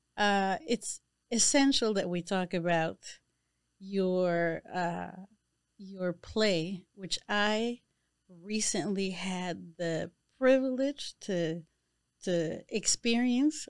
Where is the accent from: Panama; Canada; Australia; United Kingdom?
Panama; moved away; I am a woman from Panama.